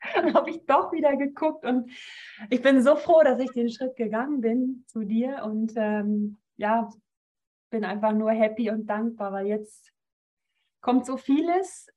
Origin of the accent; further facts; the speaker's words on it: Northern Germany, Germany; moved away as an adult; now in Rapperswil-Jona, Switzerland; komme eigentlich aus Norddeutschland, also ich bin keine Schweizerin